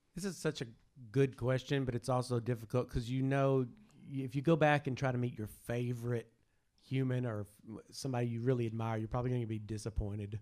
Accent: Prattsville, Arkansas, United States; I'm from a tiny, tiny, tiny, tiny, tiny little town. And there's only one restaurant called The Whippet

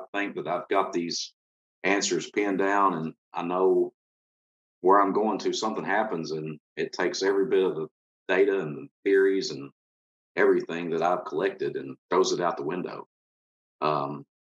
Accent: Kentucky, United States; born or raised there

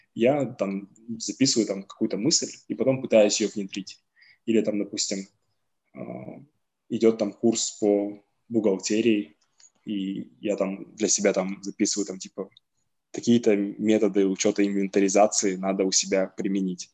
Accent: Kazakhstan

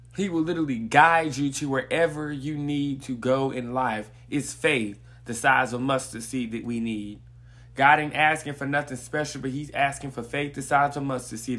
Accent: Greensboro, North Carolina, United States; I'm from Greensboro, North Carolina

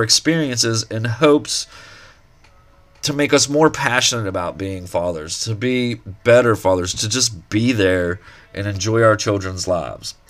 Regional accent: Eau Claire, Pennsylvania, United States; moved away; back home to where I grew up in Eau Claire, Pennsylvania.

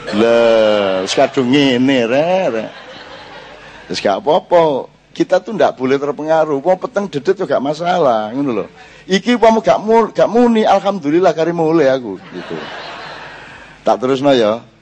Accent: Java, Indonesia; kita tidak punya kepercayaan diri lagi sebagai orang Jawa dan itu memang cara mereka menjajah kita.

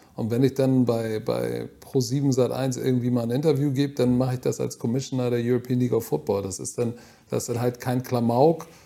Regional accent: Hamburg, Germany; ich bin Deutscher, wirklich, ich bin ein echter Hamburger

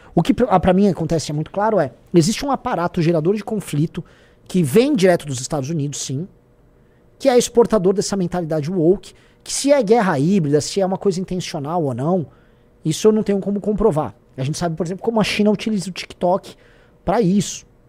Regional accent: Brazil; como nós brasileiros

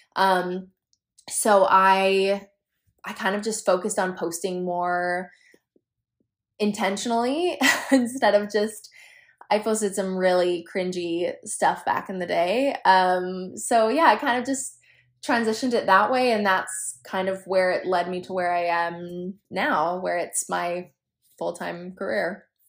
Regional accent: New Mexico, United States; moved away as an adult; now in Utah, United States; I grew up in New Mexico

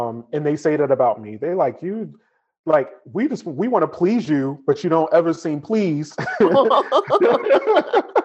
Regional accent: Newark, New Jersey, United States; I grew up in Newark

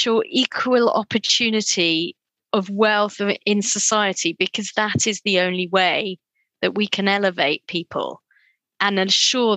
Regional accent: Cambridge, East of England, United Kingdom; also born or lived in Durham; I grew up in a little town north of London called Cambridge, with my parents migrated to the United Kingdom from Kenya and Tanzania in 1967. And I was born here.

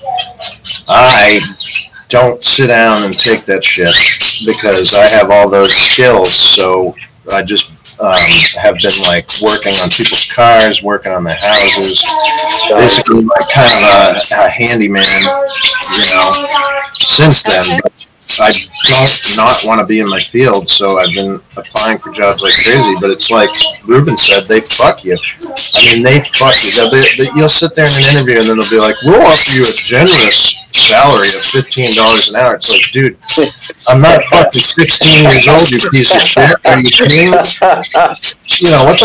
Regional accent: Boston, Massachusetts, United States; now in Tennessee, United States; I'm from Boston

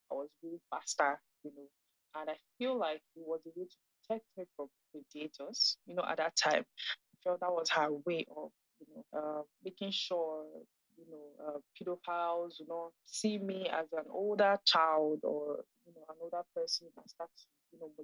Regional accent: Nigeria; also born or lived in Ghana; I'm 24 years old and I am Nigerian. I currently stay in Lagos, Nigeria

